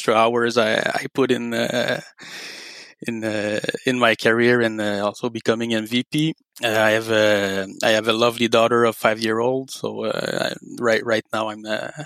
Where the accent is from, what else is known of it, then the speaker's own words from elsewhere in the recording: Montreal, Quebec, Canada; accent: French; English is a second language; I'm based in Montreal, Canada, which is the French province of Canada. So the main language here is French. So that's where you'll see my accent might come out a bit tonight.